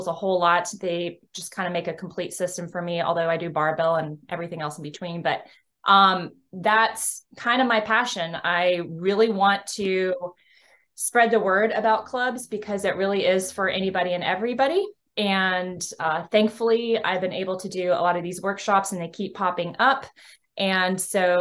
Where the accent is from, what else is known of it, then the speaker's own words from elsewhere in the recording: Texas, United States; I hail from the Lone Star State of Texas.